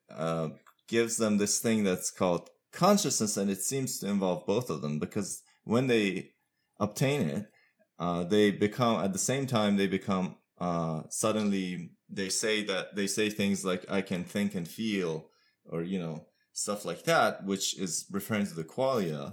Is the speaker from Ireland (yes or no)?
no; Iran; also born or lived in United States; now in Pittsburgh, United States; I'm from Iran originally, but I've lived most of my adult life in the U S.